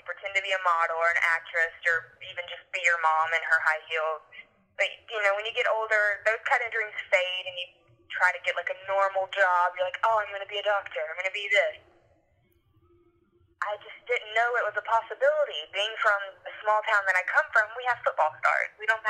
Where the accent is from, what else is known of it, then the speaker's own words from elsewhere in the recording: Lake City, Florida, United States; moved away as an adult; now in New York, United States; I'm from a very small town in North Florida called Lake City. It's in the absolute middle of nowhere, but close to everywhere.